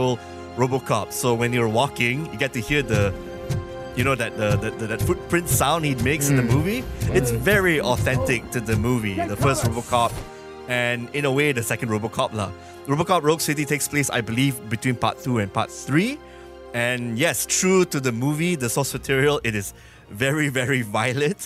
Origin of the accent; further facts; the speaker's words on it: Malaysia; I'm Malaysian